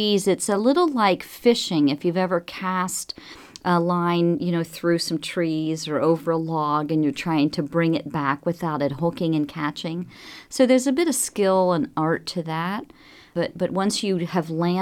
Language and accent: English; Lawrenceburg, Indiana, United States; growing up as a child in southern Indiana, in the Ohio River Valley, I was raised in Lawrenceburg